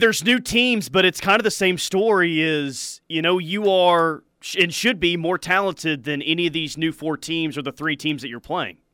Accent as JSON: {"language": "English", "region": "Oklahoma", "country": "United States", "said": "I'm from Oklahoma and did my undergrad at O U, which is my school"}